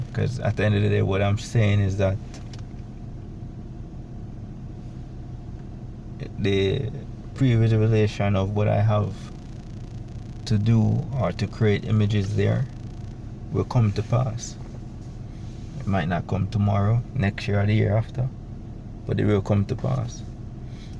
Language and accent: English; Kingston, Jamaica; also born or lived in Miami / New Jersey; now in United States; I was raised and born in Jamaica